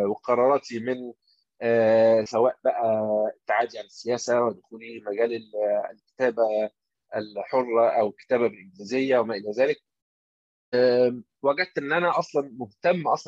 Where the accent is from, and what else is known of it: Egypt